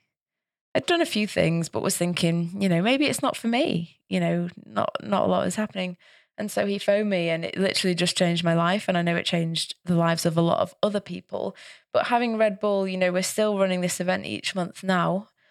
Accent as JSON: {"language": "English", "town": "Manchester", "region": "North West England", "country": "United Kingdom", "tie": "born or raised there", "said": "yeah, it's never happened to me in Manchester. It was always in different places in the UK. So, I love my hometown and that's another reason why."}